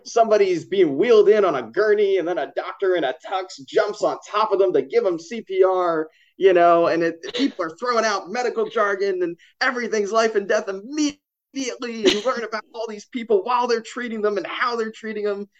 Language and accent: English; Philadelphia, Pennsylvania, United States; now in New York, United States; I grew up in Philly